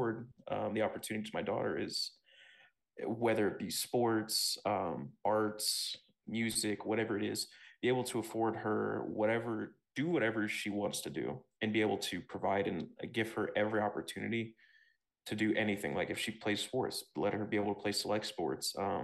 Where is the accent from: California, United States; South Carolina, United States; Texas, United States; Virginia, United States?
Texas, United States; also born or lived in Ohio; I grew up mostly in Texas, and before that I was living in Ohio